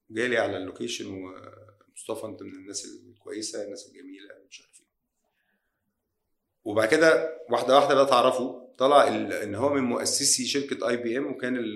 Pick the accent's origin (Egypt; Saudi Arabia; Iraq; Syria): Egypt; مش عشان انا مصري ولا شركتي هنا آه بلدنا قويه جدا